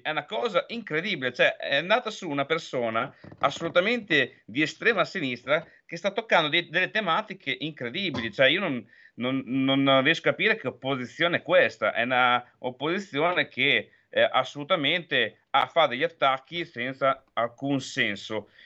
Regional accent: Emilia-Romagna, Italy; parlo da romagnola

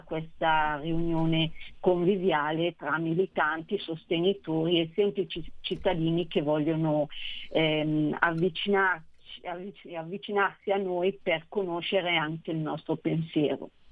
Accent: Nosate, Lombardy, Italy; il comune di, di Nosate, che tra l'altro è anche il mio paese

